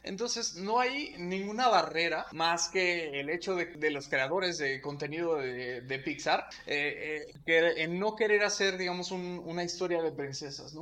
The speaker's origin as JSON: {"language": "Spanish", "region": "Michoacán", "country": "Mexico", "tie": "born or raised there", "said": "crecimos en Michoacán"}